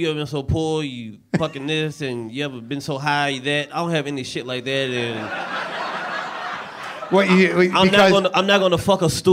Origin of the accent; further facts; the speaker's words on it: Charlotte, North Carolina, United States; moved away as an adult; I'm originally from Charlotte, North Carolina